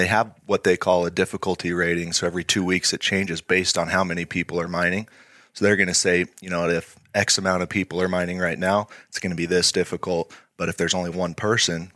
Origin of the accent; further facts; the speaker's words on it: Idaho Falls, Idaho, United States; I was born and raised in Idaho Falls